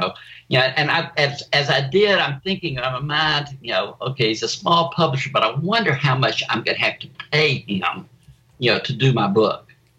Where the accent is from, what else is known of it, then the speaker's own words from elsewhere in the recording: the South, United States; I'd like to, you know, about growing up in the South, living in the South, raising a family in the South.